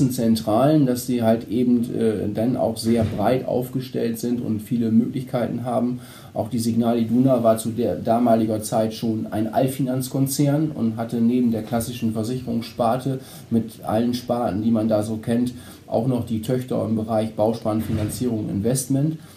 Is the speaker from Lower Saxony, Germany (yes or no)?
yes; Bakum, Lower Saxony, Germany; ich bin aufgewachsen in Bakum, Ne, äh, hab dann, bin dort zur Schule gegangen